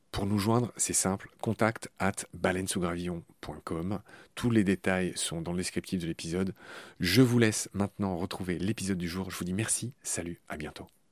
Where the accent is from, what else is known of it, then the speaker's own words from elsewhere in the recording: Dieulouard, Grand Est, France; dans le petit village du Loir où j'ai grandi, en Lorraine